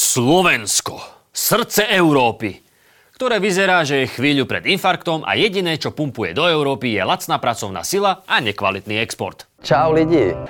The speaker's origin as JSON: {"language": "Slovak", "country": "Russia", "tie": "born or raised there", "moved": "yes", "said": "Som rodinný Rus. Takmer, takmer celý život som spravil v Rusku"}